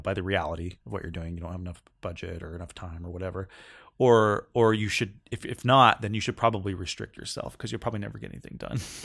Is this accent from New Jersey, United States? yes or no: no; Northern California, United States; moved away as an adult; now in Seattle, United States; I grew up in Cal, Northern California, and I moved to Seattle in two thousand